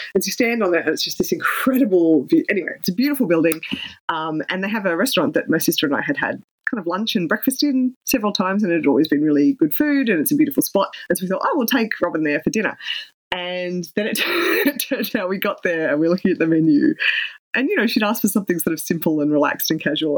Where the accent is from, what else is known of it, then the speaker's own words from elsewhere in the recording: Canberra, Australian Capital Territory, Australia; my hometown in Canberra